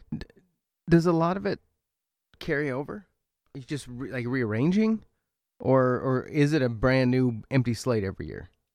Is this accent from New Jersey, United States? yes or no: no; Oregon, United States; moved away as an adult; now in Milbank, United States; I'm from Oregon